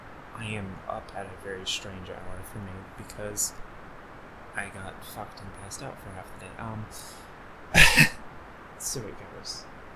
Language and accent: English; Chicago, Illinois, United States; accent: Chicago; also born or lived in Indiana; I normally talk like someone from Chicago